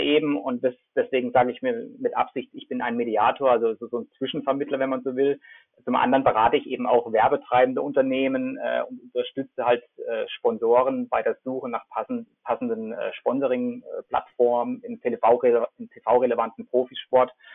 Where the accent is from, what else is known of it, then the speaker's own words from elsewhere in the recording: Freiburg, Baden-Württemberg, Germany; moved away as an adult; ich bin aufgewachsen in Freiburg